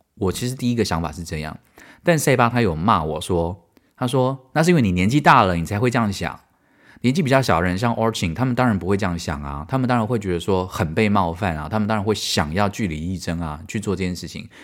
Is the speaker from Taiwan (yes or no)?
yes; Taiwan; moved away as an adult; 我台湾人